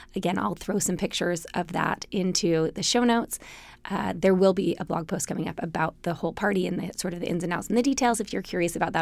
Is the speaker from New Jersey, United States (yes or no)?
no; Salt Lake City, Utah, United States; I grew up in Salt Lake City, Utah, in a city surrounded by mountains.